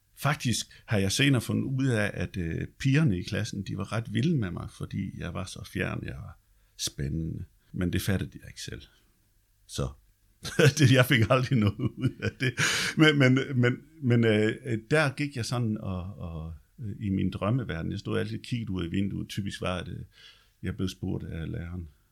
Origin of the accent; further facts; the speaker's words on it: Løjt Land, Southern Denmark, Denmark; moved away; der hvor jeg kommer fra, det er Løjtland